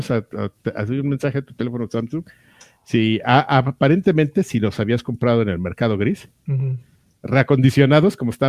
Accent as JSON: {"language": "Spanish", "town": "Tula", "region": "Hidalgo", "country": "Mexico", "said": "Yo también soy de Tula, soy tuleño, lagarto."}